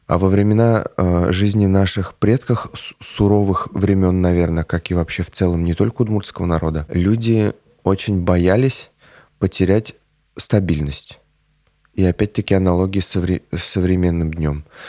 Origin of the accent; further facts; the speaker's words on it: Nikolashkino, Tatarstan, Russia; я родом из Бавлинского района Республики Татарстан, э, село Николашкино